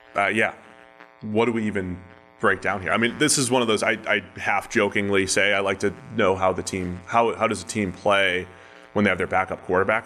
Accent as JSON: {"language": "English", "town": "Cincinnati", "region": "Ohio", "country": "United States", "tie": "born or raised there", "said": "my hometown Bengals"}